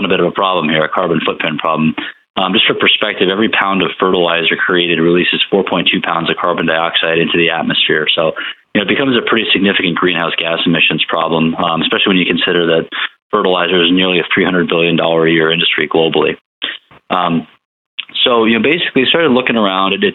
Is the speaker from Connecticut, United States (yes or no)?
yes; Connecticut, United States; moved away; I grew up in Connecticut, back up in the Northeast.